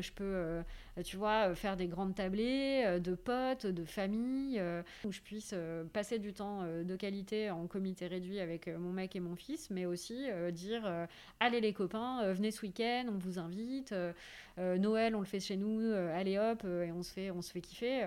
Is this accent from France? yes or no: yes; Paris, Île-de-France, France; je suis parisienne et euh, c'est une ville qui m'apporte beaucoup